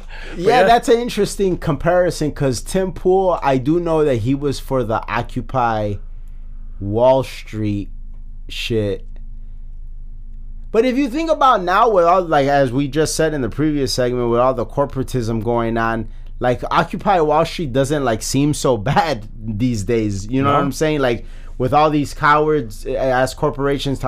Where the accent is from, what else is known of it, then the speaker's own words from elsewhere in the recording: Chicago, Illinois, United States; we're born and bred in Chicago